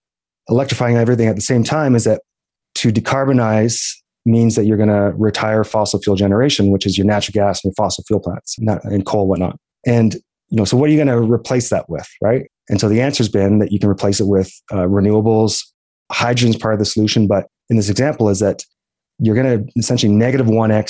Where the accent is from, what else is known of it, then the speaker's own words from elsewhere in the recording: Alberta, Canada; And I think about kind of the idea that I'm from Alberta